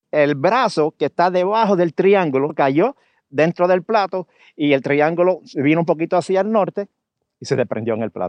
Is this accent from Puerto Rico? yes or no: yes; Puerto Rico; yo voy a extrañar el que en Puerto Rico haya un espacio en el cual yo pueda sentirme que realmente yo como puertorriqueño sí puedo llegar a cumplir mis sueños de trabajar en la astronomía.